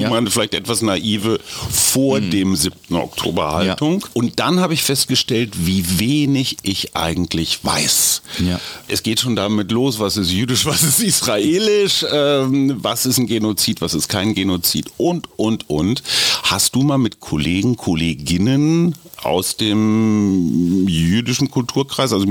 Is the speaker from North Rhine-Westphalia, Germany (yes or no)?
yes; Beckum, North Rhine-Westphalia, Germany; ja, ja, ich, ich, bin aus